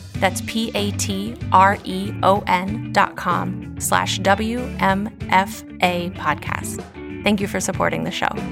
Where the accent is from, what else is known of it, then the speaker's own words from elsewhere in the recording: West Virginia, United States; my home state and of Appalachia